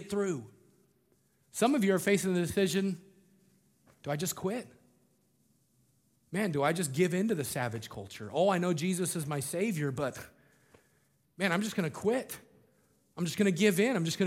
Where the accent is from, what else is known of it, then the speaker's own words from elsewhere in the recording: Colorado, United States; I grew up in Colorado